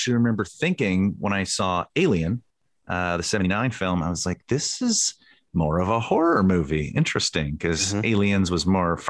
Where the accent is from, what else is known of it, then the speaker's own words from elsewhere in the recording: Canada; But I'm from Canada, man.